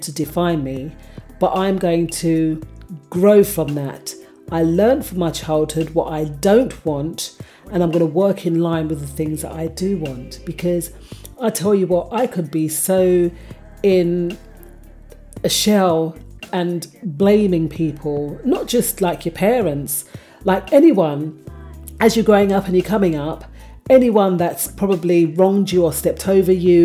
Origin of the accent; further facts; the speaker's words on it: London, United Kingdom; I grew up in Hackney